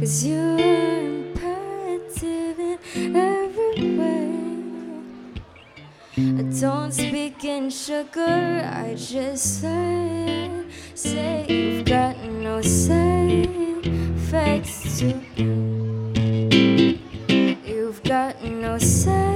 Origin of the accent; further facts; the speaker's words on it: Hong Kong; now in Los Angeles, United States; I'm originally from Hong Kong, but I live in LA now